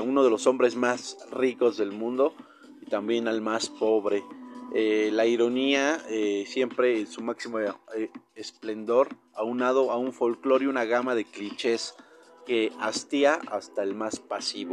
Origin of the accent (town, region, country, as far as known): Mexico